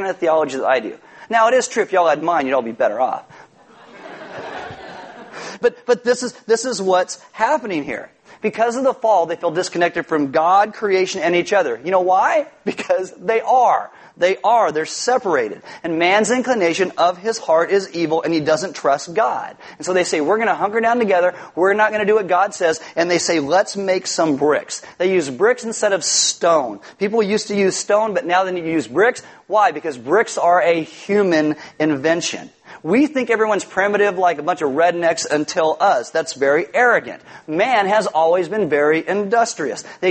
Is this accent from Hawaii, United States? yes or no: no; California, United States; I'm from California